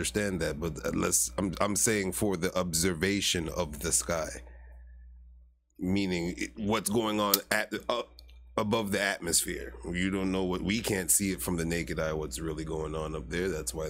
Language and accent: English; Jamaica; I'm Jamaican, you know.